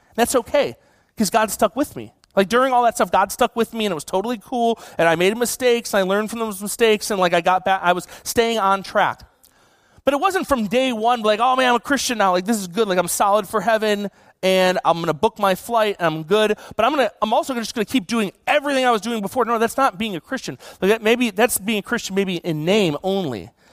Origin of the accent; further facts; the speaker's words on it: Buffalo, New York, United States; now in California, United States; I grew up in Buffalo.